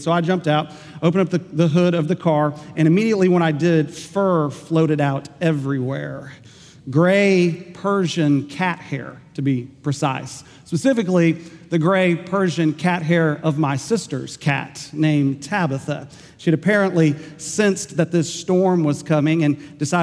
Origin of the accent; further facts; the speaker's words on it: Enid, Oklahoma, United States; my hometown of Enid, Oklahoma